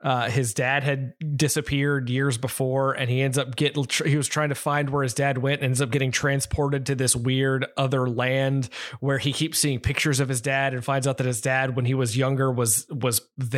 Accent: Southeast United States, United States; We're both from the Southeast United States

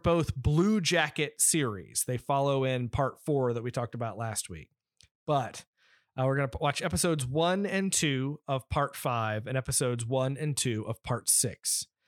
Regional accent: United States; we are from America

